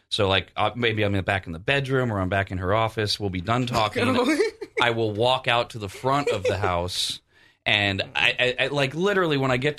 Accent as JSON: {"language": "English", "region": "the South", "country": "United States", "said": "yeah, I'm from the South. I know how to make ribs."}